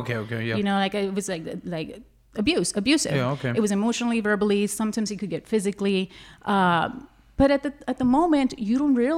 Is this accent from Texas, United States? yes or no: yes; Laredo, Texas, United States; also born or lived in Austin; You know, it just happened because I lived in Austin. I was born and raised here in Laredo.